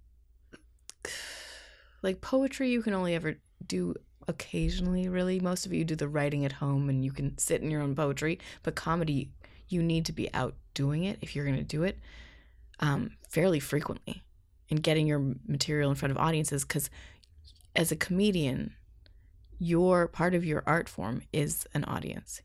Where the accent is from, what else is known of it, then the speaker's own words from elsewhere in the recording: Canada; moved away as an adult; also born or lived in Ottawa, Canada / Seattle, United States; being a Canadian in the States